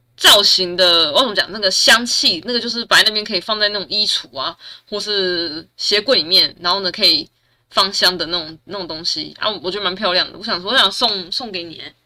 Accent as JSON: {"language": "Chinese", "region": "Taichung", "country": "Taiwan", "said": "我是台中人"}